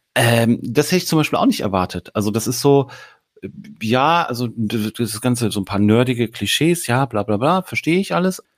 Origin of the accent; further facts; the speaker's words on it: Hamburg, Germany; als Hamburger